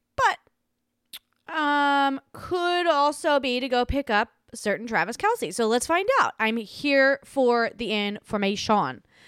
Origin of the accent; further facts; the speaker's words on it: Australia; accent: Australian; now in United States; I grew up in Australia